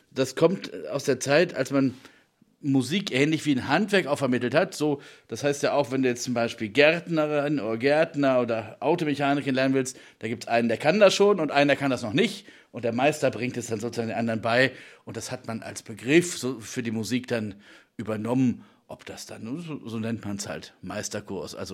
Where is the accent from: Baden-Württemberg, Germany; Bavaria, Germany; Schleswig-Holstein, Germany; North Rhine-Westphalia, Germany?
North Rhine-Westphalia, Germany; Minden; now in Leipzig, Germany; Organist und komme hier aus der Gegend ursprünglich. Ich bin in Minden geboren und jetzt in Leipzig an der Hochschule als